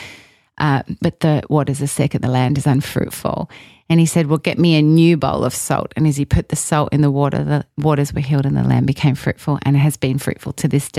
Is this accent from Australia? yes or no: yes; Australia; moved away as an adult; I'm Australian, I'm a foreigner